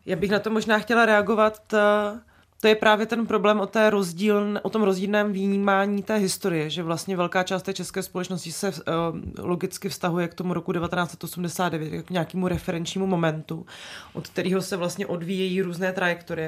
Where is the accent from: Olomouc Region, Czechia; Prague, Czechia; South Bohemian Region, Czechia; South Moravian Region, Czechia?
South Moravian Region, Czechia; Brno; tady se ze mě furt děláte srandu, že jsem z Brna, takže já jsem z Brna